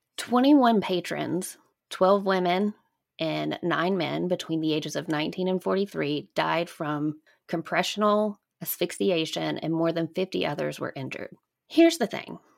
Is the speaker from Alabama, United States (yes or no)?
yes; Alabama, United States; growing up in Alabama